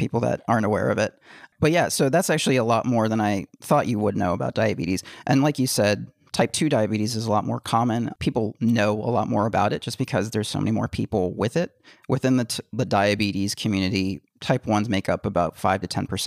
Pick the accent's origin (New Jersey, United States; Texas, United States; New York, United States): Texas, United States; Texas-Mexico border, United States; I grew up on the Texas-Mexico border where like, you know, a lot of drugs go through every day